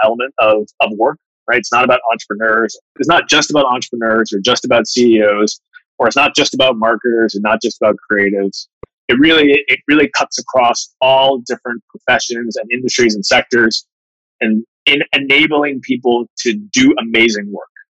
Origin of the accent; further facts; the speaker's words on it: Bermuda; moved away as an adult; also born or lived in Manhattan; I grew up in Bermuda.